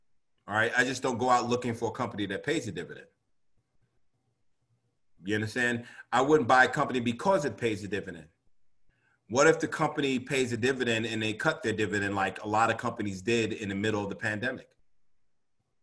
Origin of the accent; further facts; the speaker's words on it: New York City, New York, United States; And I'm from New York. You know, rent is really high in New York.